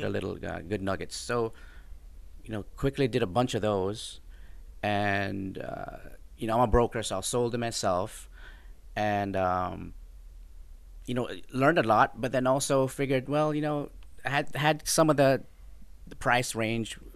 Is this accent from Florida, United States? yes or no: yes; Florida, United States; moved away as an adult; also born or lived in Jamaica / Colorado; now in Houston, United States; I grew up in Florida